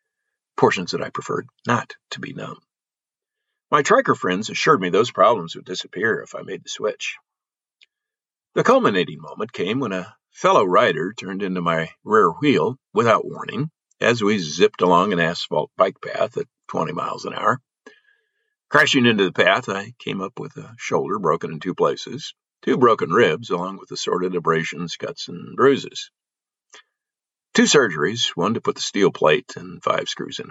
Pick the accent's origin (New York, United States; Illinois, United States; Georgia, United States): Illinois, United States; Belleville; my hometown area of Belleville, Illinois, which is a St. Louis suburb